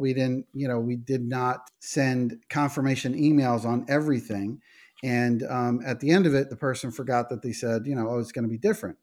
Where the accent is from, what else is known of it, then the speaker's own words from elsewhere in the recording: New York, United States; we're from New York